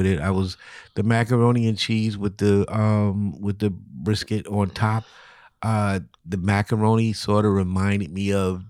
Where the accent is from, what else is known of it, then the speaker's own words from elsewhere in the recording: Alabama, United States; I'm from Alabama.